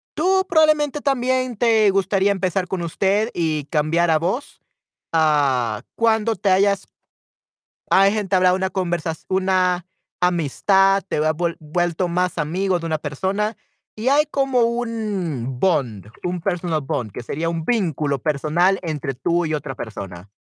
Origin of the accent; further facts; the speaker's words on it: El Salvador; accent: Salvadoran Spanish; mi español, de mi dialecto como salvadoreño